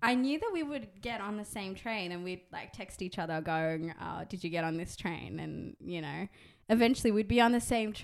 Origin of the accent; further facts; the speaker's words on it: Dubai, United Arab Emirates; moved away as an adult; now in Sydney, Australia; I grew up in Dubai. I was born there